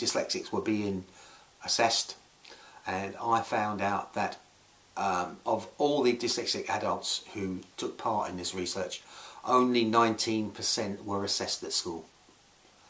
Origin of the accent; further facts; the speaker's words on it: Scotland, United Kingdom; moved away; I moved back to my home country, Scotland